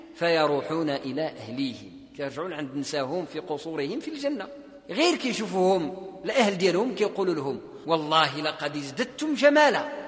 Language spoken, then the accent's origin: Arabic; Morocco; عندنا في المغرب